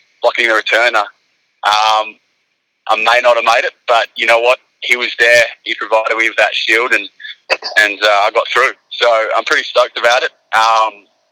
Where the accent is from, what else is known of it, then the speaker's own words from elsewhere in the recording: Australia; moved away as an adult; also born or lived in Arkansas, United States / San Francisco, United States; now in United States; being Australian